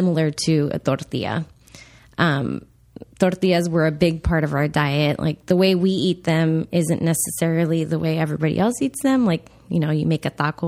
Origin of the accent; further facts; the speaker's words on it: Laredo, Texas, United States; moved away; We grew up in Texas on the border, Laredo.